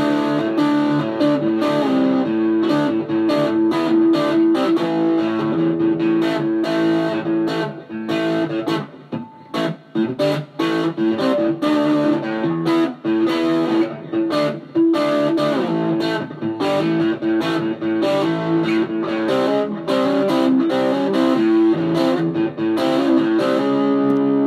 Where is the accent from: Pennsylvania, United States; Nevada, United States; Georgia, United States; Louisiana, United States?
Georgia, United States; now in Utah, United States; I'm originally from Georgia, and I moved out here a while back